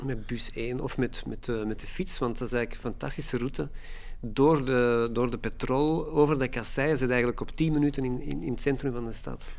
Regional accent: Antwerp, Flanders, Belgium; Ik ben opgegroeid in Hoboken. Eh, een beetje de wastelands van, van Antwerpen

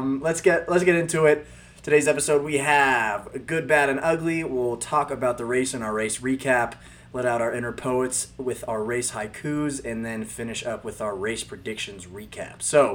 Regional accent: United States; I'm American, I would think I kind of know our culture

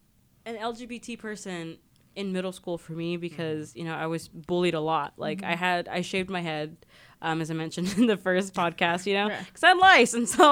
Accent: Mojave Desert, California, United States; moved away as an adult; I come from the Mojave Desert. In the Mojave Desert, there are no Pride Centers.

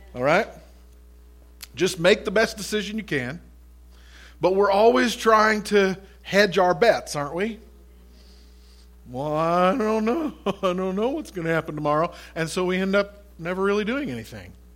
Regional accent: United States; as Americans and as American Christians

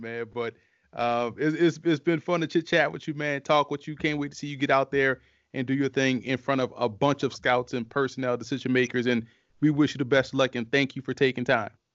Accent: New Orleans, Louisiana, United States; I'm from Louisiana. I'm born and raised in New Orleans

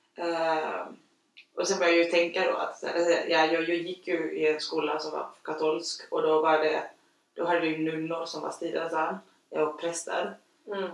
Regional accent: Chile; now in Sweden; jag är uppfostrad i Chile

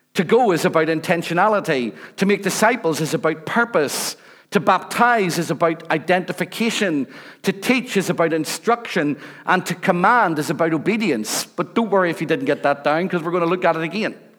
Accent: Rathcoole, Northern Ireland, United Kingdom; I come from Rathcoole. I'm a council estate boy

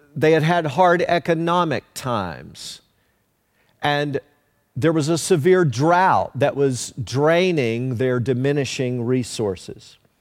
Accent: Leoma, Tennessee, United States; growing up in Leoma, Tennessee

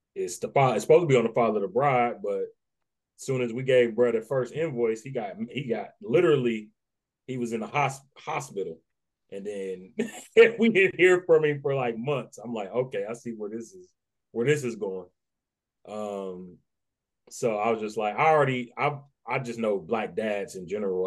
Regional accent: Dayton, Ohio, United States; also born or lived in Nashville, Tennessee; I was raised by my grandparents in Dayton.

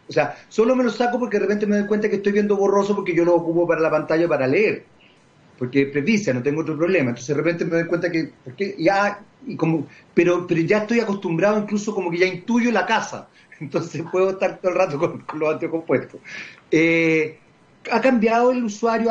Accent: Chile

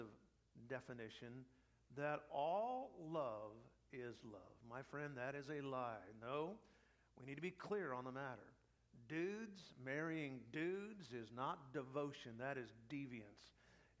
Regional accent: United States; I'm a pastor from America, preaching here

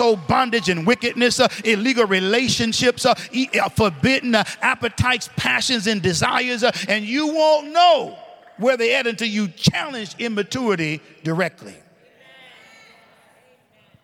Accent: the North, United States; accent: northern; my northern accent

